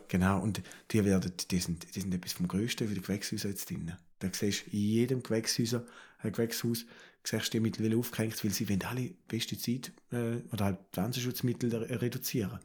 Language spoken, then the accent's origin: German; Switzerland; Da sind wir Schweizer